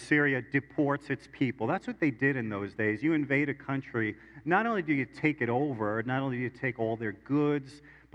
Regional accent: New York City, New York, United States; I was born in Brooklyn

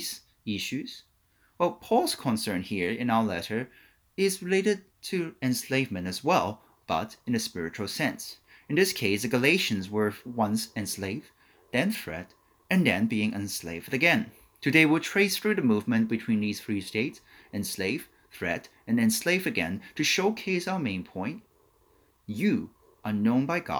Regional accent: Hong Kong; growing up in Hong Kong with extended family

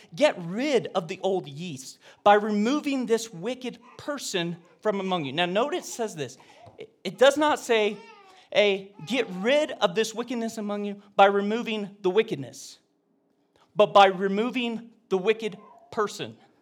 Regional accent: Oregon, United States; I was a homeschooler from Oregon.

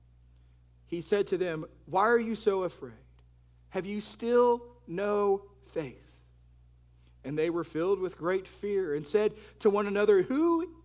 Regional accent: Texas, United States; now in Florida, United States; I'm from Texas, and so since moving to Florida

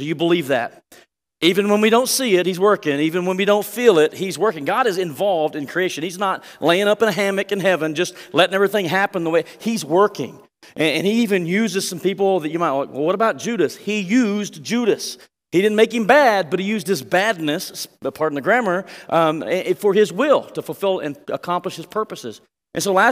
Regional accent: Texas, United States; We're from Texas

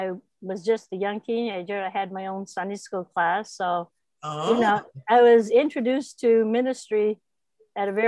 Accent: Old Town, Maine, United States; I was born in Maine, Old Town Maine

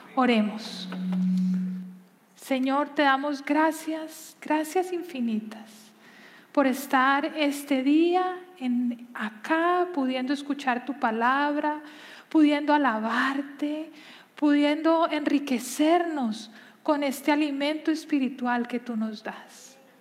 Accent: Colombia; Yo crecí en Colombia

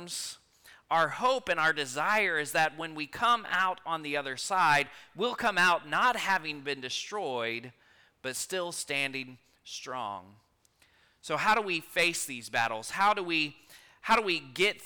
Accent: Rockport, Texas, United States; now in Stockdale, United States; I grew up in Rockport

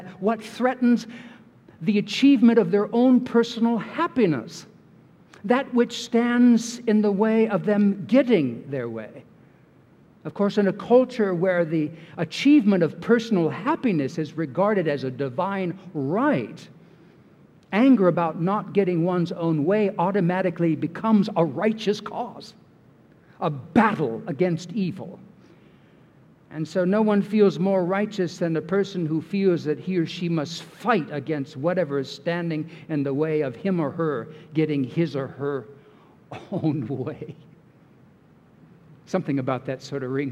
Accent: California, United States; I'm from California

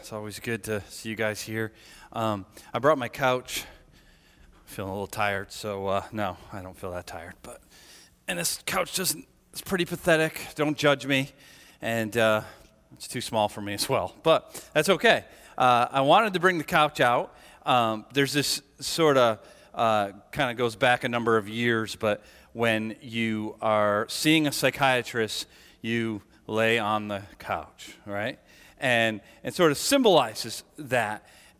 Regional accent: United States; And I acknowledge that I grew up in America and in the West, just like most are all here

